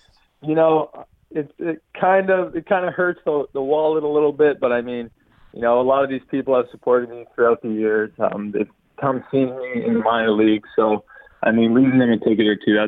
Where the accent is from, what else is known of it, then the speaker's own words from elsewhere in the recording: Markham, Ontario, Canada; this is like my hometown